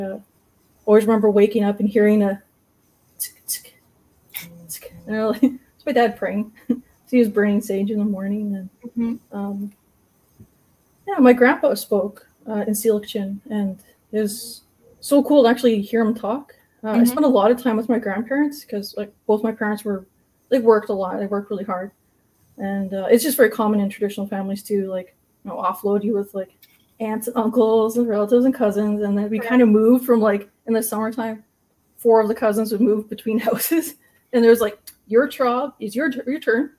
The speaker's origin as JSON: {"language": "English", "area": "Secwepemc and Okanagan Nations", "region": "interior British Columbia", "country": "Canada", "tie": "born or raised there", "said": "I'm from the uh, and uh, are uh, uh, Shuswap and the Okanagan Nations in the interior BC"}